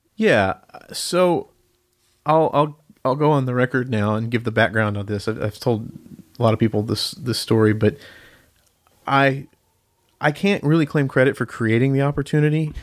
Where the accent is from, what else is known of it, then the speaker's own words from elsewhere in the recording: Marietta, Georgia, United States; moved away as an adult; also born or lived in Denton, Texas; now in Nashville, United States; I grew up in, uh, Marietta, Georgia, just north of Atlanta